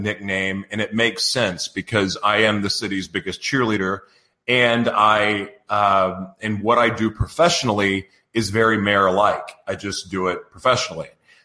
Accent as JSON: {"language": "English", "town": "Oklahoma City", "region": "Oklahoma", "country": "United States", "tie": "born or raised there", "moved": "as an adult", "lives_now": "San Diego, United States", "said": "I grew up in Oklahoma, Oklahoma City, Oklahoma"}